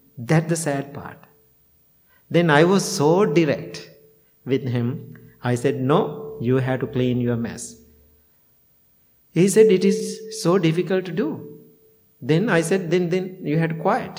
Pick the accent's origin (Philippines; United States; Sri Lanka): Sri Lanka; near Peradeniya, Central Province; moved away; University of Peradeniya, you know, in the very close to my hometown.